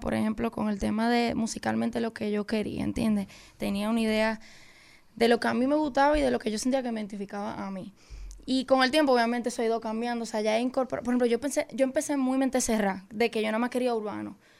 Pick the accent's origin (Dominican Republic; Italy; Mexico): Dominican Republic; porque es mi país